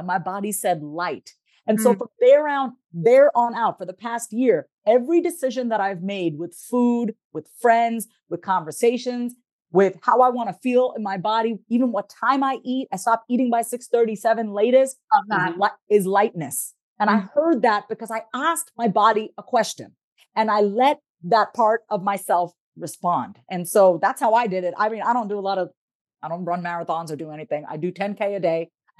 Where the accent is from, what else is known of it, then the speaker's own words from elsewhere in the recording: India; I mean, you know, being Indian, all we eat is rice. I have like this nice Indian rice belly